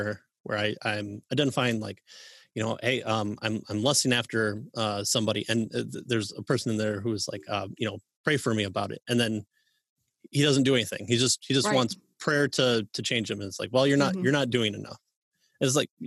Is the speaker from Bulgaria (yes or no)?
no; Midwest, United States; I'm a Midwesterner